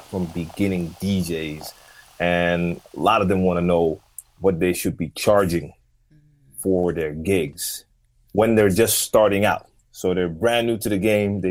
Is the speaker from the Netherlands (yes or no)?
yes; Amsterdam, North Holland, Netherlands; Born and raised in Amsterdam, that's where I'm from.